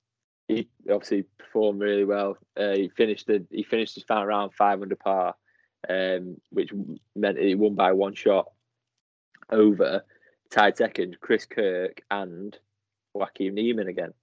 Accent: Manchester, North West England, United Kingdom; We get it. I'm from Manchester.

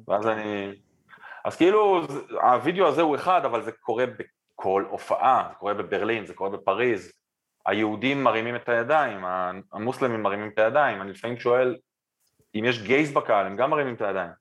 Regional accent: Israel; אנחנו ישראלים עדיין בסוף היום

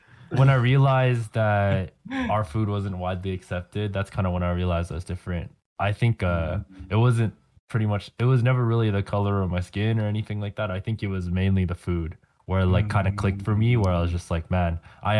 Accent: Calgary, Alberta, Canada; growing up Filipino Canadian is going to be hard, even though I was born here and mm-hmm. like I've been raised in Calgary.

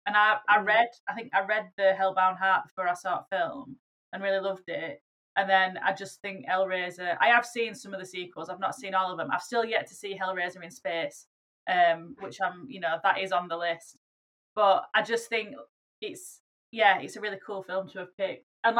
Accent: Barnsley, Yorkshire and the Humber, United Kingdom; I grew up in Barnsley

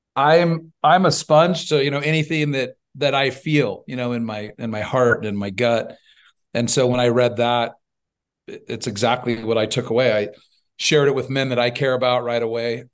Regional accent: Northern California, United States; born and raised in California, uh, lion's share of the, of the youth was spent on a, on a six hundred cow dairy in Northern California.

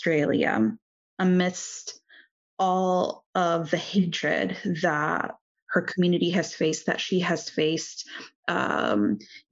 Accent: United States; being born and raised in the United States

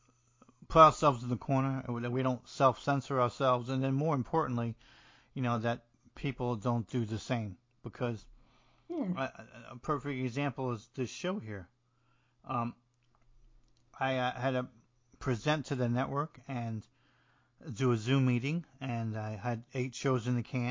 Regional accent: New Jersey, United States; I'm from New Jersey and I speak a little like Tony Soprano

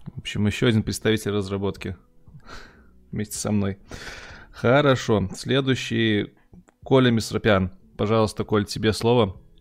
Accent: Minsk, Belarus; Артем так же, как и я, из Минска

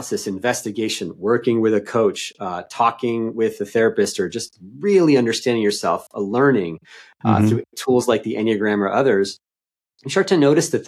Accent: East Coast, United States; I'm from the East Coast.

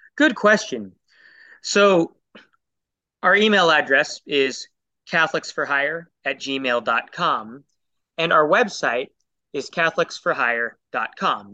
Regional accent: Portland, Oregon, United States; I grew up in Portland, Oregon

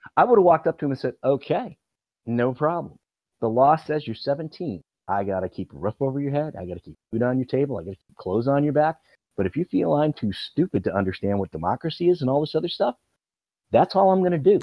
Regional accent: Midwest, United States; I'm a Midwesterner.

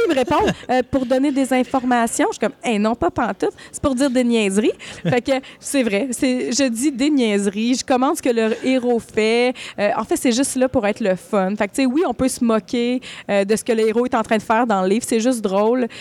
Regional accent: Malartic, Quebec, Canada; also born or lived in Val-d'Or; je suis née à Val-d'Or, mais j'ai habité, j'habite à ben, j'ai habité à Malartic. Euh, Malartic a été ma ville d'enfance

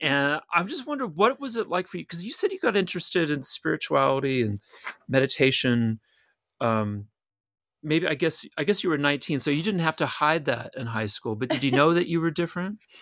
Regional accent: Louisiana, United States; accent: Southern; I grew up in Louisiana

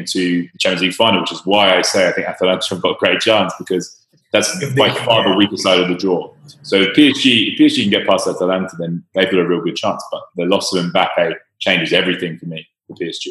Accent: England, United Kingdom; as an English fan

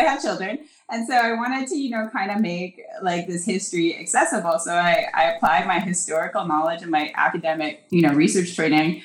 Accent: Northwest Territories, Canada; moved away; also born or lived in New Westminster, British Columbia; I'm originally from the Northwest Territories. I came out through social services, so I ended up in New Westminster with one of my brothers

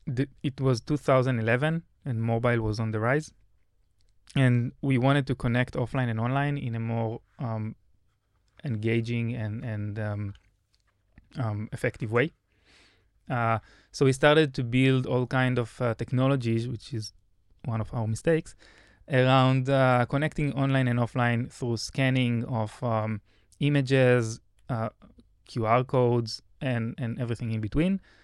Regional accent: Israel; as a good Israeli

